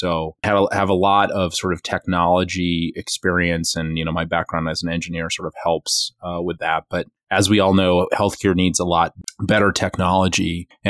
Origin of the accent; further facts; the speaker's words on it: Western Massachusetts, United States; also born or lived in Boston; I'm, was born and raised in Western Massachusetts and went to college in Boston for electrical engineering